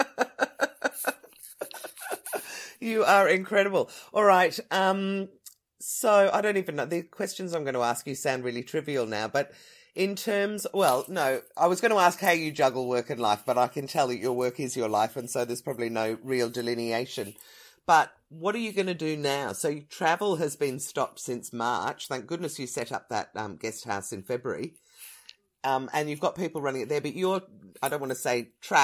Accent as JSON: {"language": "English", "country": "Ireland", "tie": "born or raised there", "moved": "yes", "said": "I was born in Ireland. I was married and christened in Ireland. All my family is over there"}